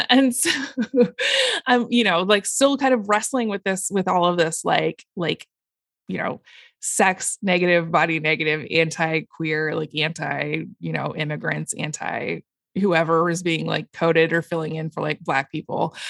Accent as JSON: {"language": "English", "town": "Portland", "country": "United States", "tie": "born or raised there", "said": "I uh, grew up, was born and raised in Portland"}